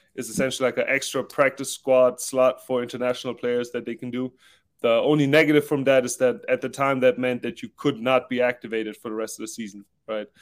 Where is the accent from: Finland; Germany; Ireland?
Germany; Southern Germany; moved away; also born or lived in Stuttgart; I'm German. I'm from South Germany. We're known to be like kind of frugal, stingy kind of people